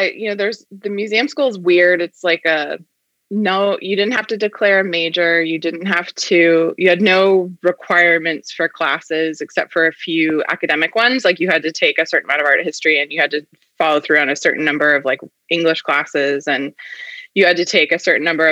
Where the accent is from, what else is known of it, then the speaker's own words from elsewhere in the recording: Vermont, United States; also born or lived in Massachusetts; I grew up in Vermont and it was not far from Dartmouth.